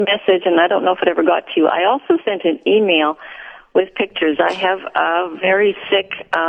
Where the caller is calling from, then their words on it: Winkler, Manitoba, Canada; From Winkler.